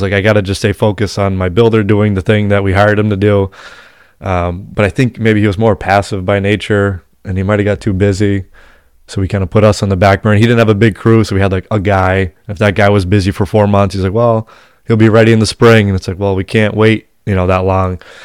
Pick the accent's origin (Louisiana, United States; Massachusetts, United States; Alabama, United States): Massachusetts, United States; We're from Massachusetts